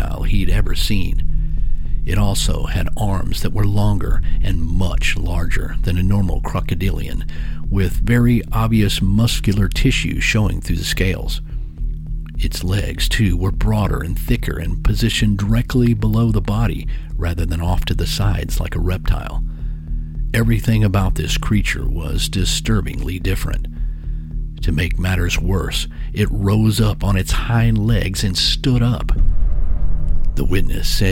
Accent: Texas, United States; my home state of Texas

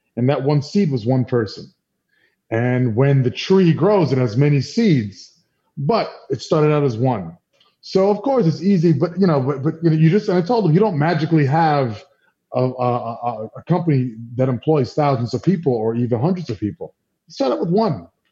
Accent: New York City, New York, United States; I'm from New York, you know, grew up here

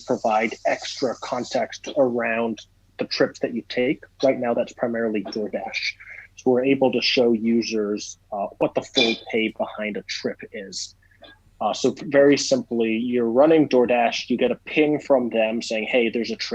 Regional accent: Hong Kong; moved away; I grew up in Hong Kong, and they did not teach me Spanish in Hong Kong

